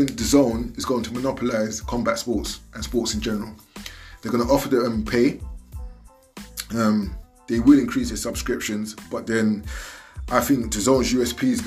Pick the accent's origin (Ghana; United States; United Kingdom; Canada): United Kingdom; I'm a British black man, you know, of Nigerian descent, so I'm Nigerian born in Britain